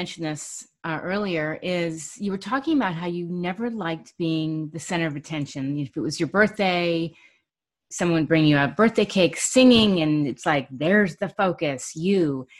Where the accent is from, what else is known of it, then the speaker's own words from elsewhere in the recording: New York City, New York, United States; I grew up in Manhattan